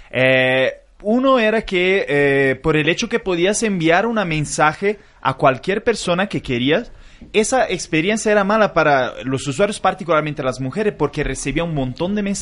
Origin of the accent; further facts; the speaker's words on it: Italy; Spanish is a second language; now in Brazil; Soy italiano y vivo en Brasil.